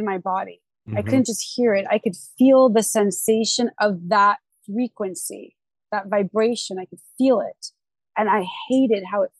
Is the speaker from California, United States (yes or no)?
yes; Los Angeles, California, United States; also born or lived in Huntington Beach area, California; I grew up in the San Fernando Valley.